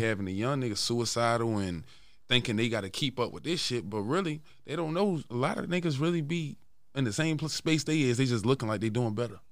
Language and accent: English; Baltimore, Maryland, United States; I'm from West Baltimore.